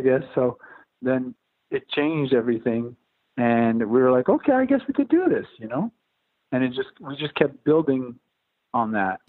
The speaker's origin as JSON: {"language": "English", "town": "Montreal", "region": "Quebec", "country": "Canada", "moved": "yes", "lives_now": "New York, United States", "said": "I moved out from Montreal in 2002"}